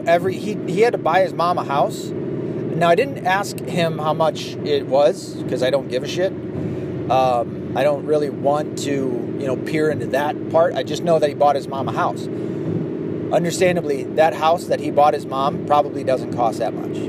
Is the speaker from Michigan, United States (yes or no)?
yes; Michigan, United States; I was from Michigan